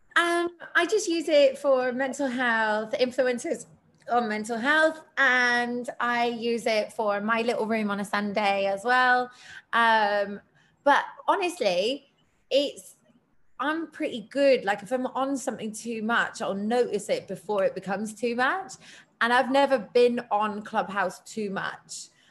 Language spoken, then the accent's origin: English; United Kingdom; me as a as a British person